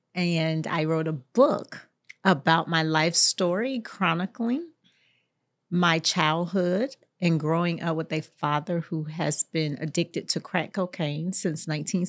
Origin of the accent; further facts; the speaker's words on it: Jacksonville, Florida, United States; And so I was born in Jacksonville, Florida, mm-hmm. raised in Jacksonville, Florida, in the poorest zip code in the state, 32209.